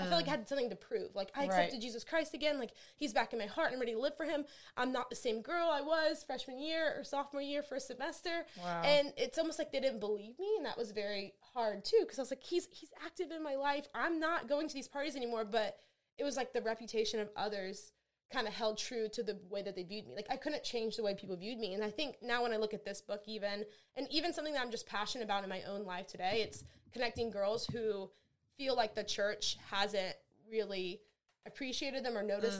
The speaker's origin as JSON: {"language": "English", "area": "near New Orleans", "region": "Louisiana", "country": "United States", "tie": "born or raised there", "said": "I grew up near New Orleans, Louisiana"}